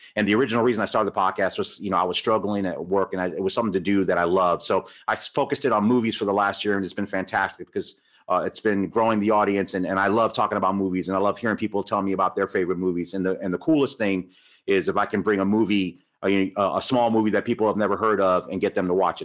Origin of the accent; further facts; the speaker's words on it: Tampa, Florida, United States; I grew up in Tampa